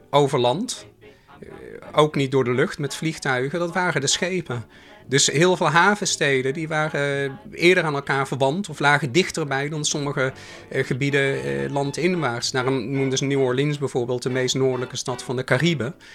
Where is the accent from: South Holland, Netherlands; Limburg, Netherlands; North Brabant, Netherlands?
North Brabant, Netherlands; Oss; accent: soft G; now in Rotterdam, Netherlands; ik woonde nog in Den Bosch, vandaar mijn zachte G. Ondanks het feit dus- dat ik al heel lang in Rotterdam